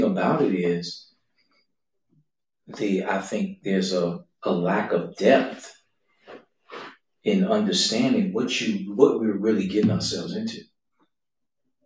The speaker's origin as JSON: {"language": "English", "country": "United States", "said": "us as American Western believers"}